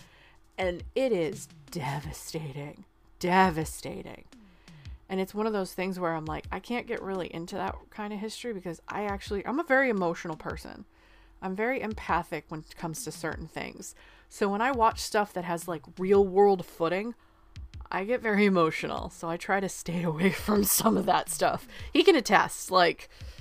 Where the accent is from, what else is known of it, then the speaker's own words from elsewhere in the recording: United States; I'm an American